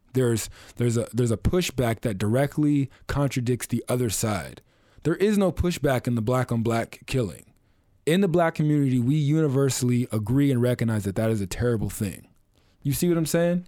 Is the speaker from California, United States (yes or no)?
yes; Oceanside, California, United States; I grew up, I'm from North County, San Diego, I'm from Oceanside